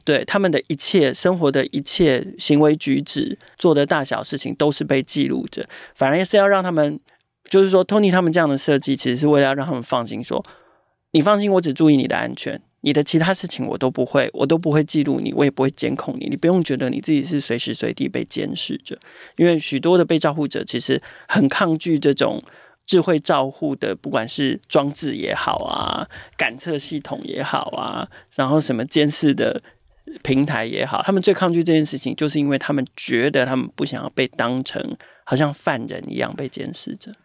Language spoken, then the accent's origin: Chinese; Taipei, Taiwan; 我们台北人就是冷漠又现实